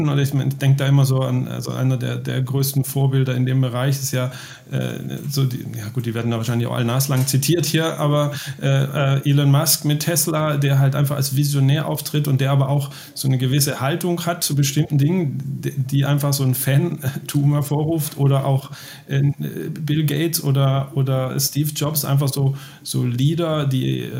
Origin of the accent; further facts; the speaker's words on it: Baden-Württemberg, Germany; das ist ja für uns Schwaben auch, also ich bin ja aus Baden-Württemberg